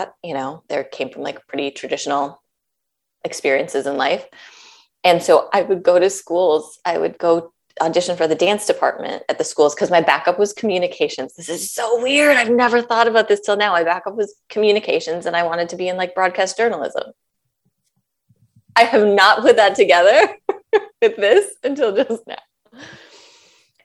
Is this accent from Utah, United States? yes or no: no; Minnesota, United States; moved away; I was born and raised in Minnesota